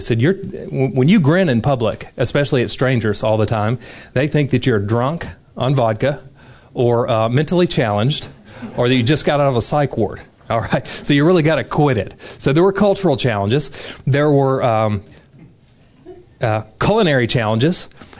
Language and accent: English; Deep South, United States; I grew up in the Deep South and stayed there and had never left the country.